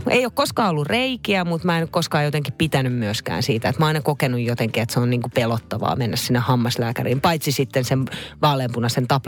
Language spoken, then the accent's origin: Finnish; Naantali, Southwest Finland, Finland; Mä muistan, me muutettiin Naantalista Vantaalle, jossa mä asuin yhden vuoden. Mä kävin vitosluokan siellä, kunnes muutettiin sitten takaisin Naantaliin perheen kanssa.